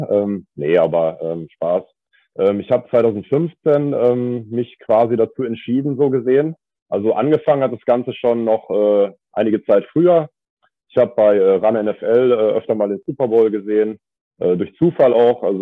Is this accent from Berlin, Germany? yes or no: no; Kleve, North Rhine-Westphalia, Germany; Ich komme vom schönen Niederrhein und genauer gesagt aus Kleve.